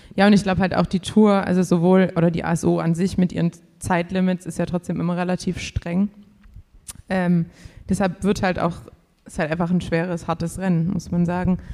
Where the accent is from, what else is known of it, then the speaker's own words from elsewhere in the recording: Swabia, Germany; als Schwabe